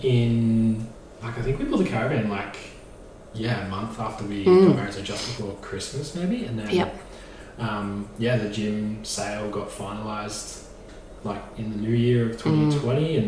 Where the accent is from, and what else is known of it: Maffra, Victoria, Australia; born or raised there